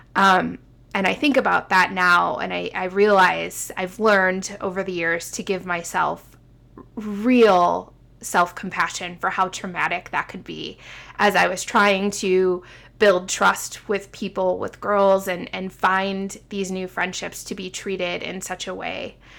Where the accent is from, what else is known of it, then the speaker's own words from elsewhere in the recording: Midwest, United States; moved away as an adult; also born or lived in Illinois / Indiana / Seattle; being a Midwesterner at heart, born and raised, and then moving to the West Coast in Seattle and then coming back